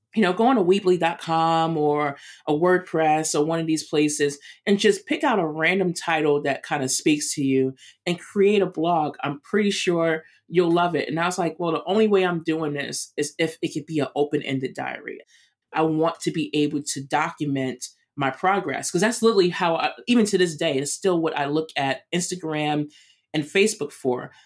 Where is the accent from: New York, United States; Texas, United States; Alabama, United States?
New York, United States; I'm a East Coast girl, I'm from New York